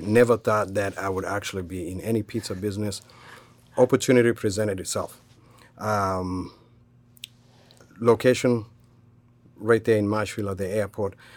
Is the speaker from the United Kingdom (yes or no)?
no; Kenya; moved away as an adult; now in United States; I was born and raised in Kenya. Um, came here at the age of twenty-one.